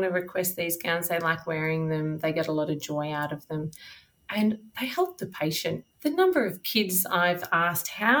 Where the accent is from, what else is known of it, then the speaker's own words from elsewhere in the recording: Charlton, Victoria, Australia; moved away as an adult; also born or lived in Geelong; now in Bendigo, Australia; I grew up in Charlton, which is in north central Victoria.